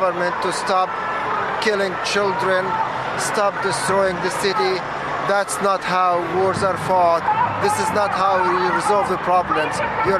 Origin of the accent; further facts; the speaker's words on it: Gaza, Gaza Strip, Palestine; now in United States; I'm from Gaza, Palestine